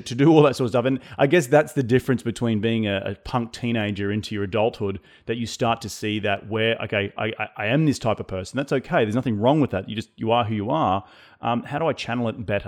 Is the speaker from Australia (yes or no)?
yes; Australia; being Australian